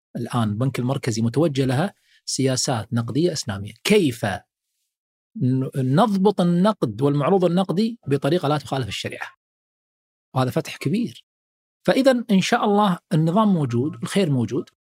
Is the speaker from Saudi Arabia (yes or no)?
no; Kuwait; عندنا في الكويت